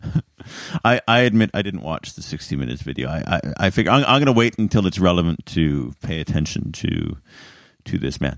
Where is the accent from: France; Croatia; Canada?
Canada; as a Canadian